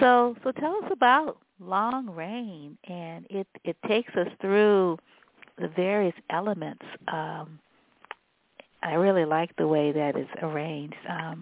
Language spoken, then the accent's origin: English; the South, United States; growing up in the South